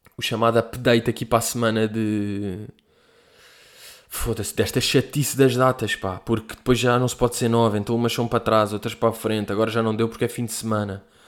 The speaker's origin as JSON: {"language": "Portuguese", "country": "Portugal", "said": "nós, tipo, que somos portugueses"}